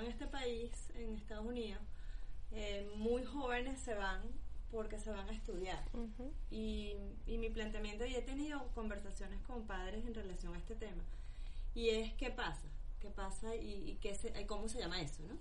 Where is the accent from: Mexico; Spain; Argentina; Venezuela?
Venezuela; moved away; lo hablo porque soy venezolana